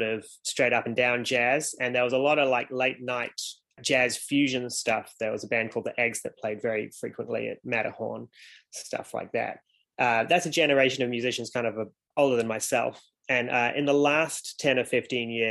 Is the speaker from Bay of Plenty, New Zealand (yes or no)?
no; Golden Bay, Tasman, New Zealand; now in Wellington, New Zealand; when I was growing up in Golden Bay